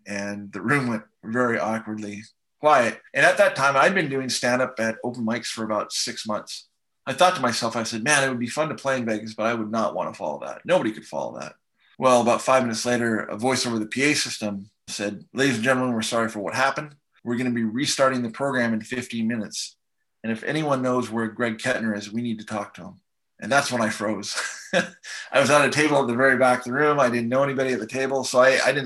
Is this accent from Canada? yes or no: yes; Canada; moved away; also born or lived in Seattle / Vancouver; I'm from Canada